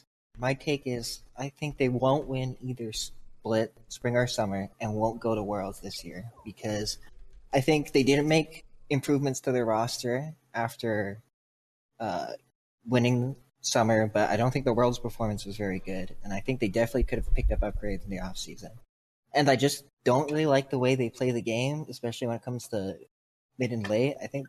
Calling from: Delray Beach, Florida, United States; I'm calling from Delray Beach, Florida.

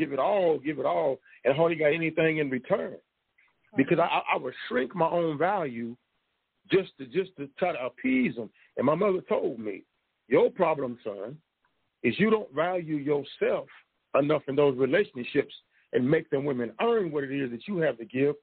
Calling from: Tulsa, Oklahoma, United States; from Tulsa, Oklahoma.

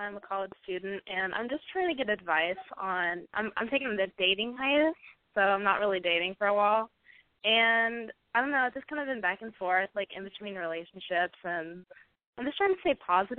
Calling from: Pasadena, Texas, United States; I'm calling from Pasadena, Texas.

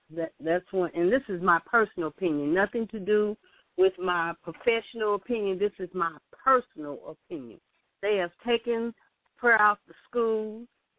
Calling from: St. Louis, Missouri, United States; I'm calling from St. Louis, Missouri. I'm a high school teacher.

